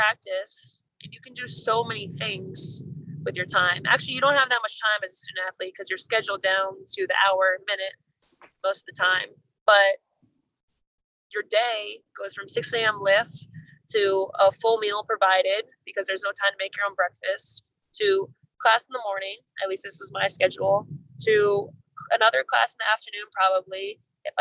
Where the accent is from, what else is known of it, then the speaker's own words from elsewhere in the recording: New York, United States; moved away as an adult; being a New Yorker growing up in a more, aggressive, pressurized environment